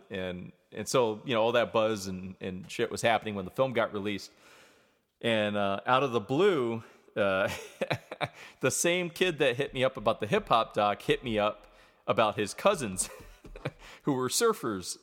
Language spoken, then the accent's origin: English; New York, United States; moved away as an adult; also born or lived in Vermont; now in Atlanta, United States; I was from New York